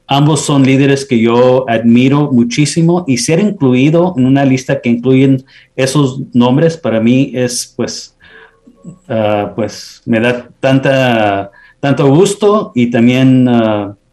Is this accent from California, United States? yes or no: yes; Los Angeles, California, United States; also born or lived in El Paso; Yo nací en El Paso, pero me considero como angelino, ah, haber vivido aquí en Los Ángeles casi toda mi vida.